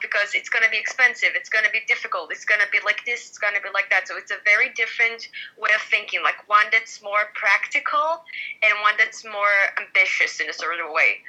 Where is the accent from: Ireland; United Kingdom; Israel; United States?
Israel; we're actually from the Middle East. We're not European